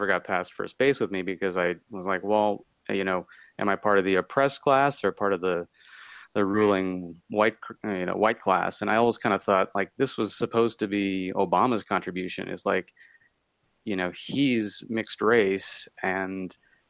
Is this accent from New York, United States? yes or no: no; Minnesota, United States; moved away as an adult; also born or lived in Los Angeles; we're from Minnesota as well.